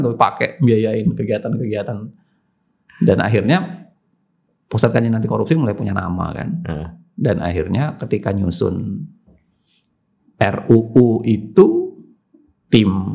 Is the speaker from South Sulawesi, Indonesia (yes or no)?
yes; Makassar, South Sulawesi, Indonesia; moved away; Masa kecil di Makassar.